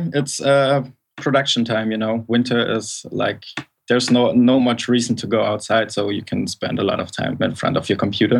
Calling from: Berlin, Germany; I'm calling from Berlin.

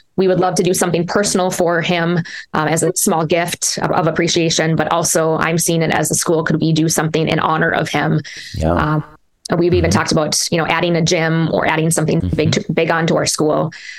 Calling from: Minnesota, United States; We're freezing here in Minnesota. We're ready for spring.

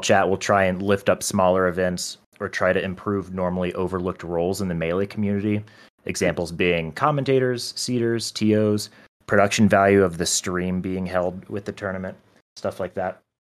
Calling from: Denver, Colorado, United States; I'm calling in from Denver, Colorado

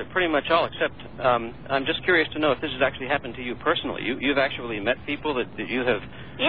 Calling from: San Diego, California, United States; I'm from San Diego.

